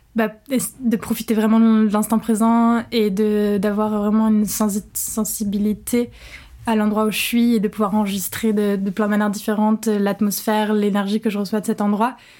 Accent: Rouen, Normandy, France; also born or lived in England; now in Paris, France; je suis originaire de Rouen en Normandie

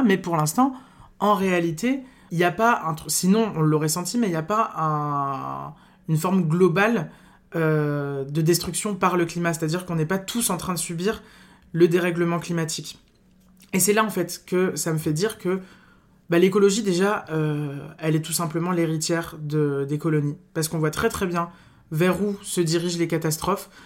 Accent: north of France, France; je viens du nord de la France

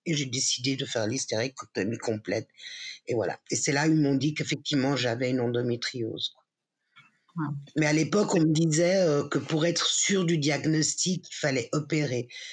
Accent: Geneva, Switzerland; Je suis née à Genève de parents espagnols

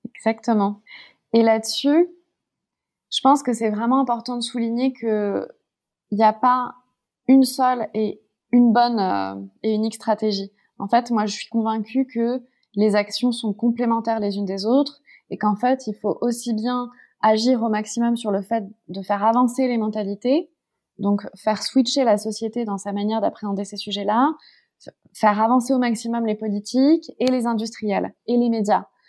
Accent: Paris, Île-de-France, France; moved away as an adult; je suis née à Paris, j'ai grandi à Paris, puis en région parisienne

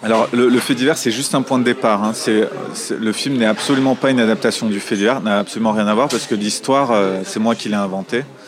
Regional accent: Marseille, Provence-Alpes-Côte d'Azur, France; j'ai grandi à Marseille

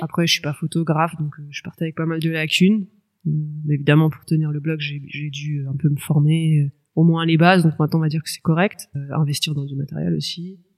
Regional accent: Orléans, Centre-Val de Loire, France; moved away as an adult; j'ai 36 ans et euh, je suis justement originaire d'Orléans, ville que j'ai quittée 10 ans et dans laquelle je viens de me réinstaller il y a tout juste quelques mois

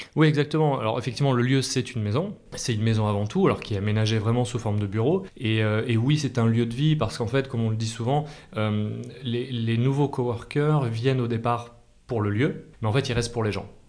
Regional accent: Clermont-Ferrand, Auvergne-Rhône-Alpes, France; moved away as an adult; also born or lived in Paris region; now in Aix-en-Provence, France; j'ai grandi en Massif Central, Clermont-Ferrand

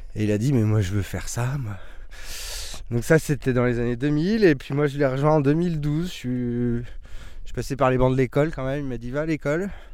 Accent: Craon, Pays de la Loire, France; moved away; on est originaire de la Mayenne, un petit village qui s'appelle Cran

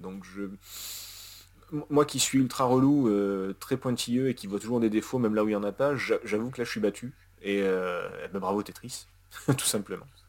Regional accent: Russia; je suis russe

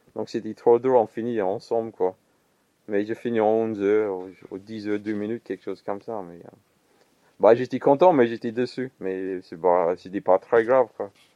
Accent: Perth, Western Australia, Australia; French is a second language; moved away as an adult; also born or lived in Melbourne / Sablé; now in Blois, France; Je né à Melbourne, mais j'ai passé toute mon enfance à, euh, à l'Ouest Australie, côté Perth.

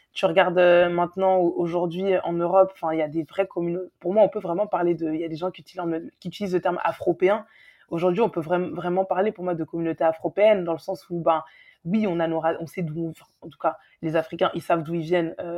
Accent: Guadeloupe; je suis guadeloupéenne

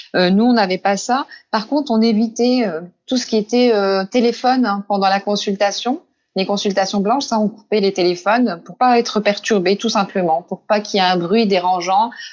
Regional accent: Besançon, Bourgogne-Franche-Comté, France; je suis originaire de Besançon

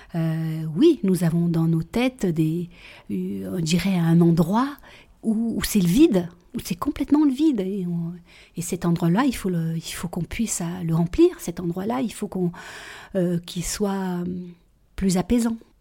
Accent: Guéret, Nouvelle-Aquitaine, France; also born or lived in Réunion; je rentre euh, à Guéret et arrive 16 ans

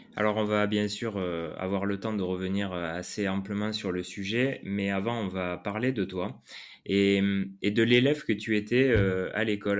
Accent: south-west France, France; accent: south-west; tu as un accent aussi comme moi. Donc, on va faire un truc 100% sud-ouest

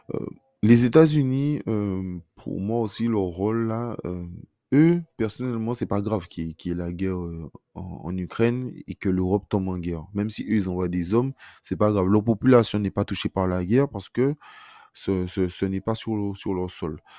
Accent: France; en tant que Français

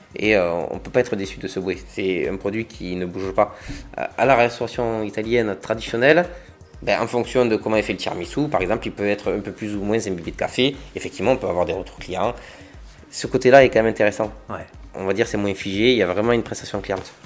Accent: Agde, Occitania, France; also born or lived in Béziers; j'ai vécu à Agde, euh, j'ai fait ma jeunesse à Agde

